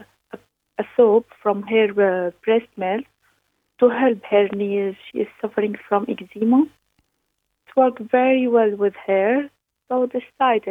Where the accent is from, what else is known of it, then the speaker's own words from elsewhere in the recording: Syria; English is a second language; moved away as an adult; now in Ireland; I'm originally from Syria. I came to Ireland since 2017.